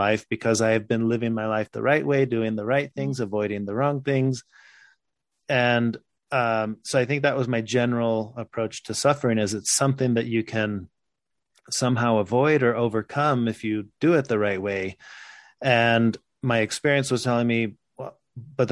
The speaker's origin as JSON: {"language": "English", "country": "Mexico", "tie": "born or raised there", "also_born_or_lived": "Texas, United States", "moved": "yes", "lives_now": "Utah, United States", "said": "I was born in Texas. I grew up in Mexico."}